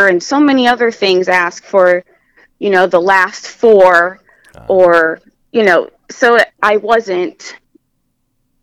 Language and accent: English; Bluffton, Indiana, United States; grew up in Bluffton, Indiana, and I went to Bluffton High School